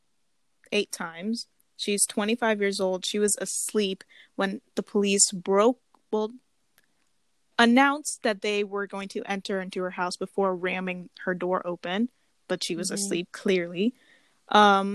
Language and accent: English; United States; I grew up in America